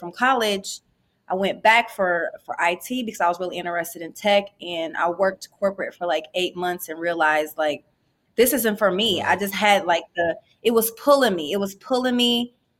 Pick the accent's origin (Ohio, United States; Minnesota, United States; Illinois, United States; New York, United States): Ohio, United States; Columbus; I'm from Columbus, Ohio, and seen a lot of entrepreneurs, both legal and illegal, around